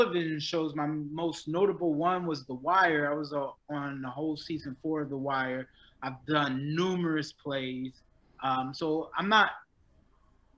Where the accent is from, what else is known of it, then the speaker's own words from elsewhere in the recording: Philadelphia, Pennsylvania, United States; also born or lived in Florida; now in Los Angeles, United States; I'm originally from Philly.